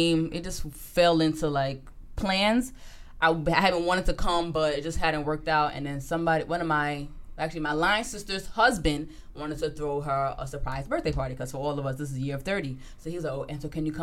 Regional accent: New Jersey, United States; I'm Nigerian, definitely, but I was born and raised in America. So there's always going to be that American aspect of me. And I also try to remind people that I'm from New Jersey

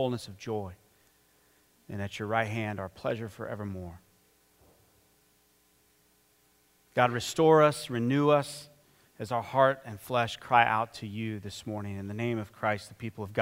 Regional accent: Phoenix, Arizona, United States; I'm from Phoenix

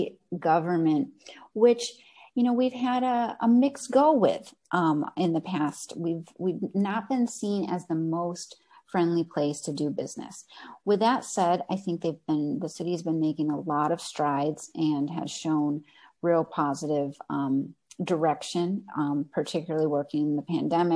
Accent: near Buffalo, New York, United States; also born or lived in North Carolina / Ventura, California; now in Santa Barbara, United States; I grew up near Buffalo, New York

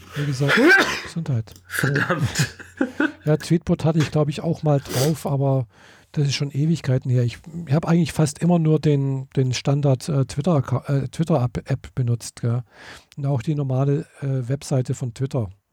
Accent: Germany; wie bei uns in Deutschland so üblich

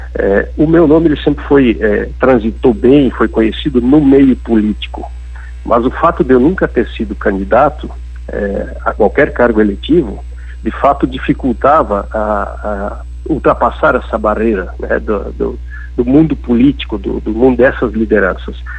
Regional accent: Faxinal dos Guedes, Santa Catarina, Brazil; Eu sou, é, de Faxinaldos Guedes, uma cidade de doze mil habitantes. Meu pai foi quatro vezes prefeito

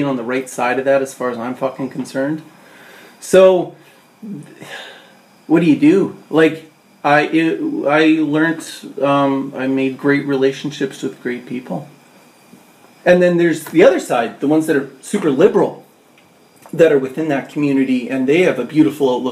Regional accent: Canada; I'm fucking Canadian

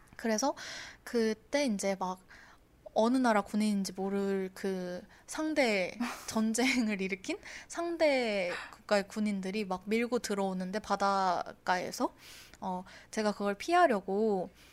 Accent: Icheon, Gyeonggi Province, South Korea; also born or lived in Incheon; 제가 한 3살 때부터 지금까지는 쭉 경기도 이천에서 음. 네, 살고 있습니다.

